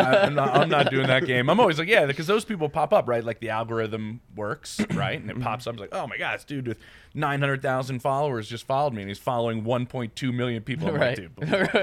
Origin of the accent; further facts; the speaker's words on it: Philadelphia, Pennsylvania, United States; Born and bred in Philly.